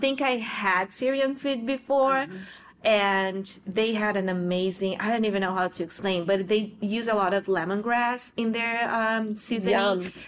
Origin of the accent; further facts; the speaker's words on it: South Region, Brazil; moved away as an adult; I was born and raised in Brazil in the south of Brazil.